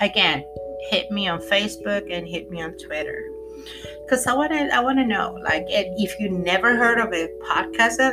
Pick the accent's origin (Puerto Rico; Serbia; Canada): Puerto Rico; I'm from Puerto Rico. Sorry. Yo soy de Puerto Rico.